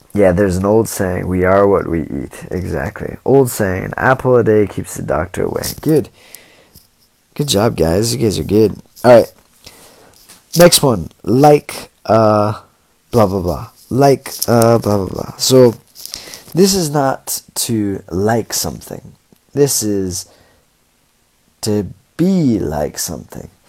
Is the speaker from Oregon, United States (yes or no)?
yes; Portland, Oregon, United States; now in China; I'm from Oregon. So I'm from Portland, Oregon